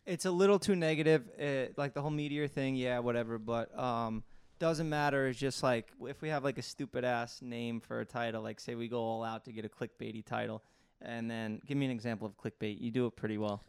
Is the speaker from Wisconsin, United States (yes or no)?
no; New York City, New York, United States; growing up in Staten Island full of scumbags